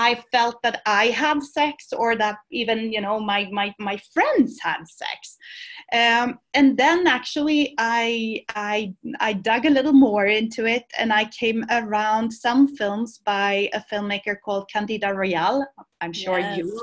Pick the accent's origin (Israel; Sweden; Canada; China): Sweden; moved away as an adult; now in Barcelona, Spain; I was born in Sweden, and I went to university in Sweden. But then I came down here to the south of Europe, to Barcelona.